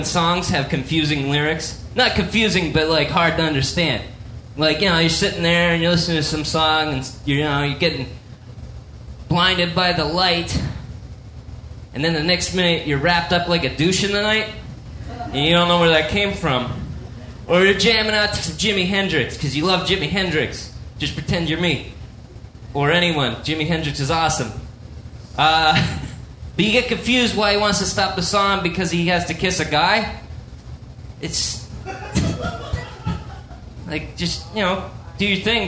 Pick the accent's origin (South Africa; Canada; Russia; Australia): Canada; I'm a Canadian